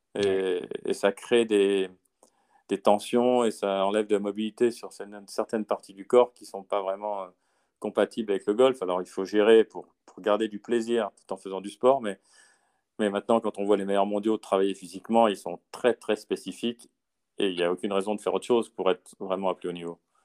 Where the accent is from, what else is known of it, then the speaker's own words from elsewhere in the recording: France; chez nous en France